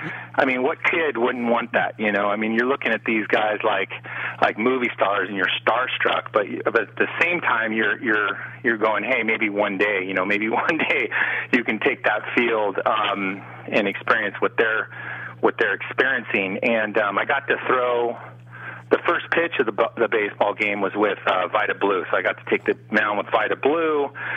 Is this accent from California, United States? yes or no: yes; Prunedale, California, United States; I played North County Little League. I grew up in Prunedale, California, a small town.